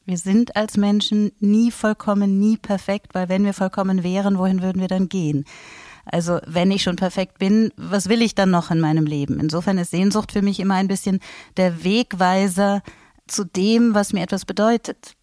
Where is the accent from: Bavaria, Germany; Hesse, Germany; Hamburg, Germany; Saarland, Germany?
Hamburg, Germany; also born or lived in Switzerland; now in Salzburg, Austria; Ich komme aus Hamburg und bin schon sehr, sehr lange aus Hamburg weg